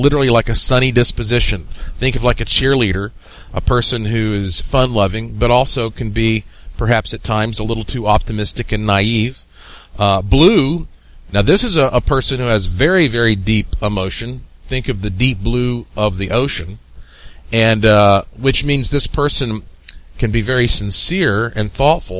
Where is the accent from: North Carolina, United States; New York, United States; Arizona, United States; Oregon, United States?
North Carolina, United States; Asheville; the mountains of Asheville, North Carolina. That's my hometown